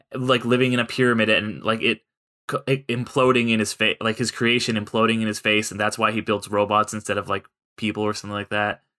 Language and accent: English; San Clemente, California, United States; they actually shot that movie at my high school on the weekends when I was going there, 'cause Ryan Johnson is from my hometown